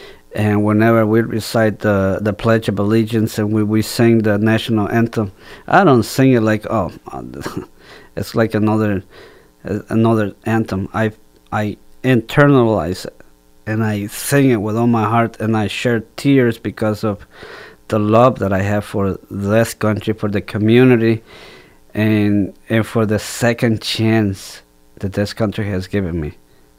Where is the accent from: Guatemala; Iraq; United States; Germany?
Guatemala; born there; moved away; So I don't feel that I was born in Guatemala. I feel like I was born here.